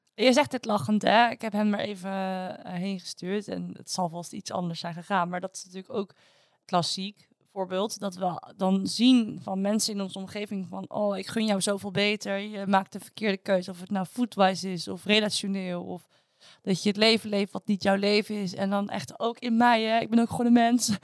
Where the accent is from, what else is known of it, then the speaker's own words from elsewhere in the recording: Netherlands; als Nederlanders